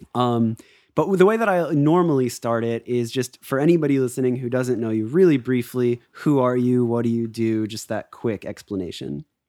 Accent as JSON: {"language": "English", "region": "Florida", "country": "United States", "tie": "born or raised there", "said": "growing up in Florida, skateboarding, all"}